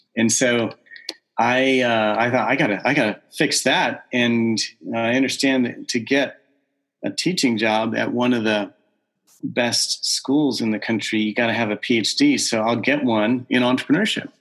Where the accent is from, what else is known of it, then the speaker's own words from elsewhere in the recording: Southern California, United States; moved away as an adult; I was born and raised in Southern California